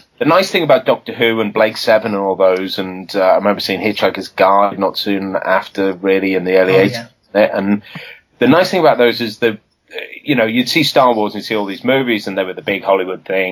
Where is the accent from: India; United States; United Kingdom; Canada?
United Kingdom; Liverpool, North West England; moved away; as a kid, I'm from Liverpool originally